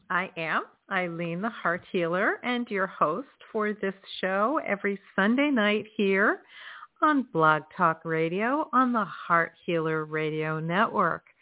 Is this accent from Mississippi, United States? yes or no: no; Florida, United States; also born or lived in New England; So I hail from South Florida, and it is chilly down here tonight.